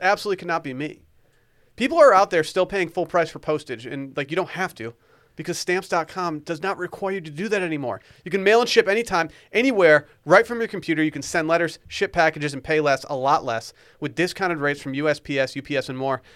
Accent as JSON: {"language": "English", "town": "Harbor Springs", "region": "Michigan", "country": "United States", "tie": "born or raised there", "said": "I grew up in Harbor Springs, Michigan."}